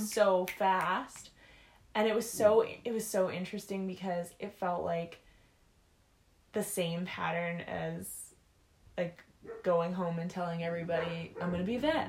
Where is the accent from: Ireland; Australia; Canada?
Canada; Penticton, British Columbia; now in Saskatchewan, Canada; a small town called Penticton, BC. But then I moved to Saskatchewan